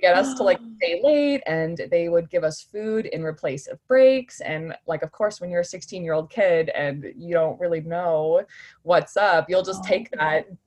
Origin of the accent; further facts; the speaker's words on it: Oshawa, Ontario, Canada; also born or lived in North Bay, Canada / Ottawa, Canada; now in Brandon, Canada; I'm just recently living in Brandon, Manitoba, but I'm originally from Oshawa, so south of Toronto.